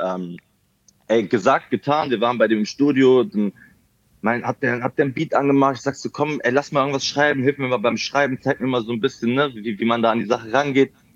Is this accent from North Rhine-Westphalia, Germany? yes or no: yes; Mönchengladbach, North Rhine-Westphalia, Germany; now in Berlin, Germany; war das noch damals in meiner Heimat. Also ich wohne mittlerweile in Berlin. Ich komme aber ursprünglich mhm. aus Mönchengladbach.